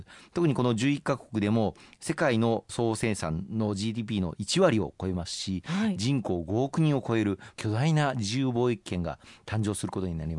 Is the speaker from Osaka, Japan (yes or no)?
yes; Osaka, Japan; 私たち大阪府民一人一人